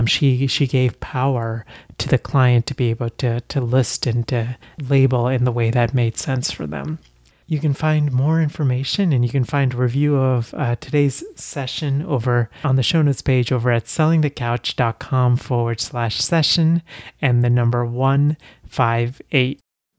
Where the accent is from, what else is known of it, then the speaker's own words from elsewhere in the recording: India; born there; because I was born in India